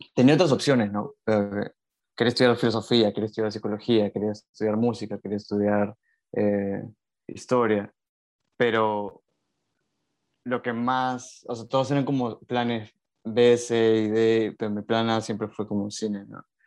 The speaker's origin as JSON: {"language": "Spanish", "region": "Lima", "country": "Peru", "tie": "born or raised there", "also_born_or_lived": "Buenos Aires, Argentina", "said": "soy de Lima, eh, siempre he vivido en Lima, salvo cuando estudié en la universidad, pero toda mi infancia la pasé en Lima."}